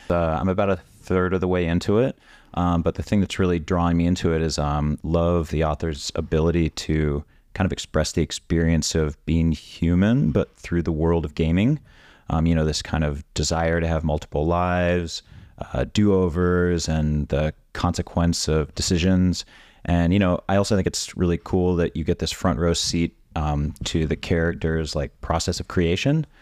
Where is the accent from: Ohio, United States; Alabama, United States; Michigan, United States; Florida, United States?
Florida, United States; Orlando; I grew up in suburban Orlando